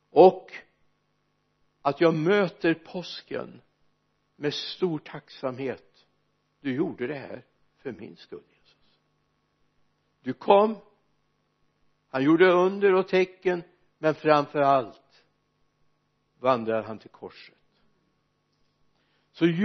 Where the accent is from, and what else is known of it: Mariestad, Västra Götaland, Sweden; born or raised there